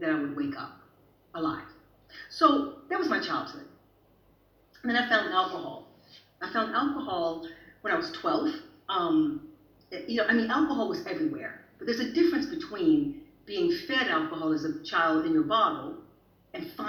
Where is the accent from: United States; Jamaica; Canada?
United States; the South; now in Sweden; I'm from the South. I'm from that city where they had the most Confederate soldier statues.